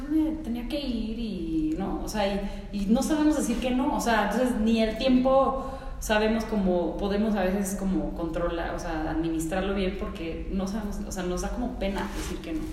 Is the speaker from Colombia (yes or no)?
no; Mexico City, Mexico; born or raised there; also born or lived in Mérida, Mexico / United States